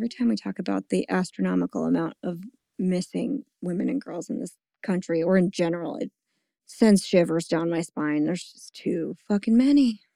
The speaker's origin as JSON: {"language": "English", "area": "the Jersey Shore", "region": "New Jersey", "country": "United States", "said": "I'm from the shore"}